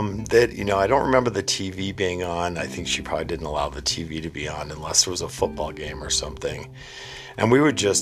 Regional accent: New England, United States; growing up in New England

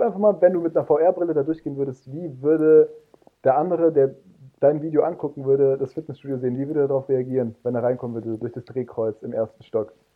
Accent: Munich, Bavaria, Germany; now in Mainz, Germany; aber in München aufgewachsen

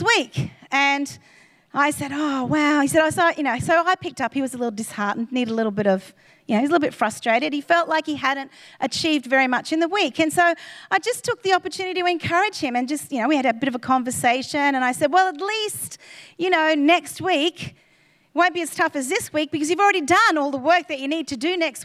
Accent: Queensland, Australia; we were from Queensland

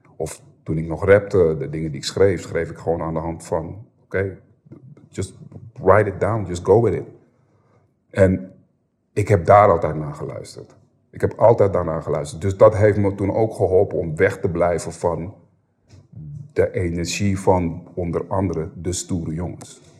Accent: Amsterdam, North Holland, Netherlands; Ik ben geboren en opgegroeid in de Bijlmer en toen, we 12 toen ik 12 was zijn we verhuisd

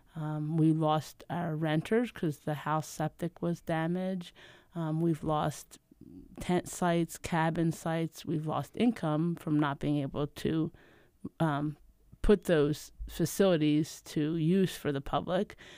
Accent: outside of Philadelphia, Pennsylvania, United States; moved away as an adult; I grew up outside of Philadelphia

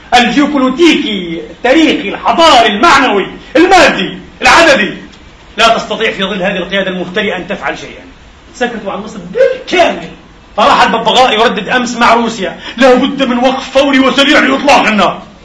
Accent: Palestine; now in Vienna, Austria; كفلسطيني وكمسلم وكعربي

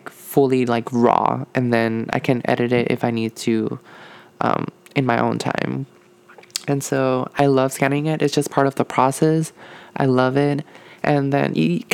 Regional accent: Puerto Rico; moved away; I'm from Puerto Rico

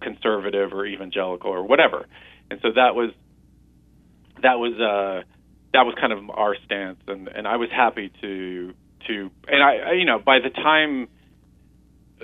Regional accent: Dallas, Texas, United States; moved away as an adult; also born or lived in Los Angeles; I grew up in Dallas, Texas, and at a very young age, in elementary school

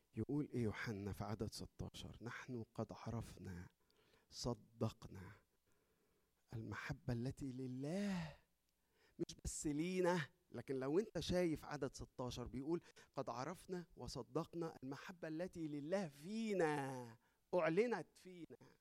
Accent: Egypt; احنا عندنا في مصر

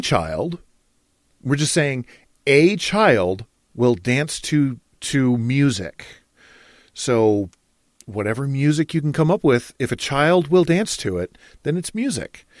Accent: Michigan, United States; now in Idaho, United States; we gardened where I grew up in Michigan

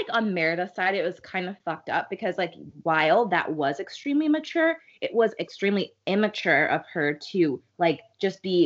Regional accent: Chicago, Illinois, United States; I grew up in Chicago

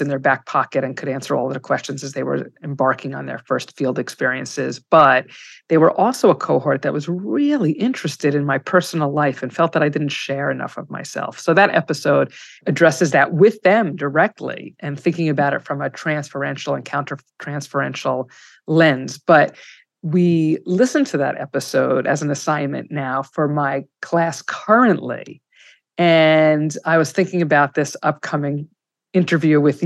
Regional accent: New York City, New York, United States; also born or lived in Washington Heights, New York / East Setauket, New York; now in New York City, United States; I'm not entitled to say the Bronx, because I lived in Riverdale

